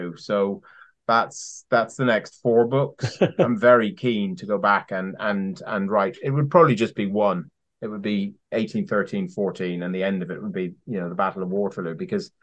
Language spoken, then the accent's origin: English; Ireland; now in United Kingdom; I'm Irish.